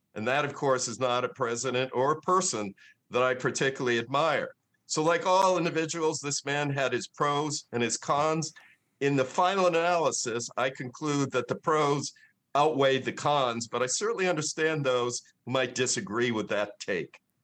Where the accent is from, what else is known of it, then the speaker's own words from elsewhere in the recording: Massachusetts, United States; I grew up in Massachusetts in a Kennedy worshiping family